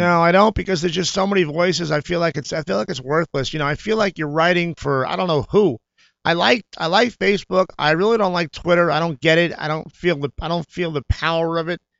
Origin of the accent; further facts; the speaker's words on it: New York, United States; moved away as an adult; now in Los Angeles, United States; my growing up in New York